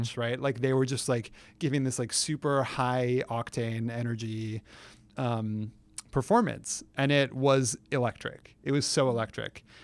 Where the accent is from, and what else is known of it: San Francisco, California, United States; moved away